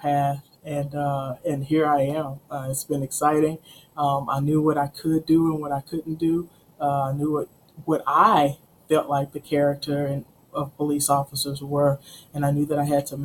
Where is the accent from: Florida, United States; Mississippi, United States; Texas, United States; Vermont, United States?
Texas, United States; Houston; now in Waco, United States; Born and raised in Houston. Like I said, Never thought I'd ever leave the city of Houston. Grew up in Sunnyside.